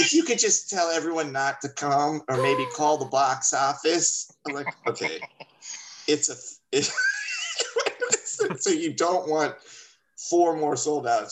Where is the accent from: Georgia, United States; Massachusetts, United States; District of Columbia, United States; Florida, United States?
Florida, United States; Miami; I am from Miami